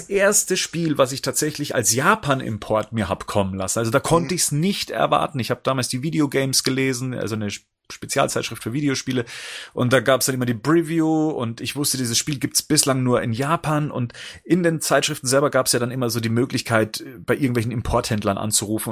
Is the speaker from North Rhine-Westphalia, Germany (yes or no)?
no; near Ingolstadt, Bavaria, Germany; ich komme ja aus der Nähe von Ingolstadt